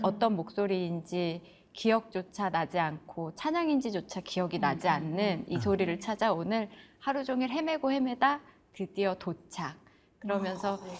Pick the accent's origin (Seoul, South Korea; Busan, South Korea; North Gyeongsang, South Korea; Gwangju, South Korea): Seoul, South Korea; moved away as an adult; also born or lived in Gangwon Province; now in Chuncheon, South Korea; 저도 원래 자라기는 계속 서울에서 자랐기 때문에